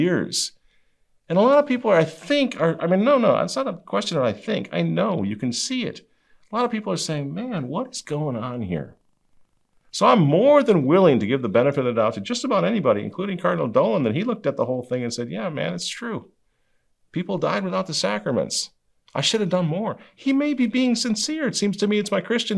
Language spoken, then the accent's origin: English; Minnesota, United States; I'm from Minnesota